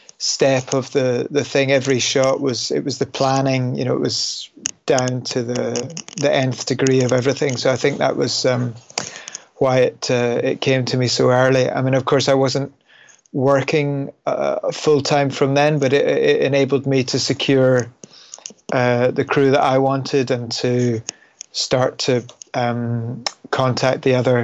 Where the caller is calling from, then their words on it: London, United Kingdom; I'm calling from London, England.